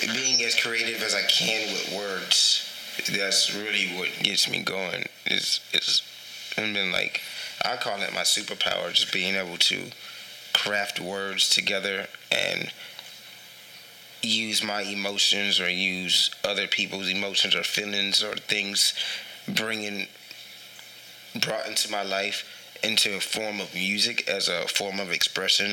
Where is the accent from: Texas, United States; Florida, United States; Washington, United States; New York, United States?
Texas, United States; San Antonio; also born or lived in Philippines; I'm from San Antonio, but I was actually born in the Philippines. Um, I was only there for two months